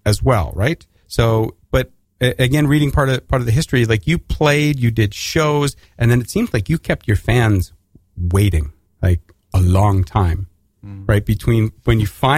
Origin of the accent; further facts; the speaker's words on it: Alberta, Canada; moved away; if you can't tell from my accent, I'm Canadian, and I grew up in Alberta